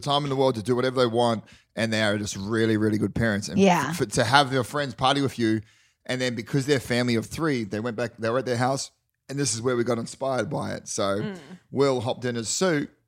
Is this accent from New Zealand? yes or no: yes; New Zealand; I'm actually from New Zealand